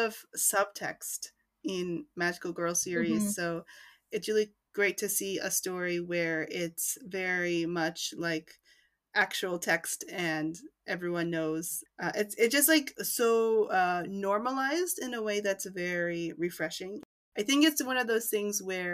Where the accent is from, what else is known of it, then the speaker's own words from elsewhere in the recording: New York, United States; I grew up in New York, so I was out by high school